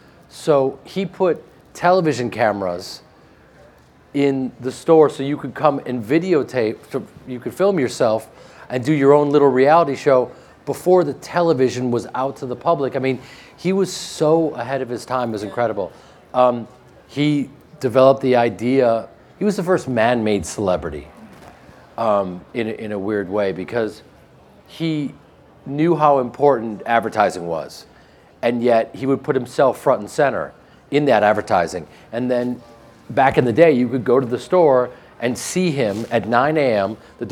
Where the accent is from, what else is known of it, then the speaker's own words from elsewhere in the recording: Chicago, Illinois, United States; Growing up in Chicago myself, I went to Marshall Fields, and I was a part of this place that he built.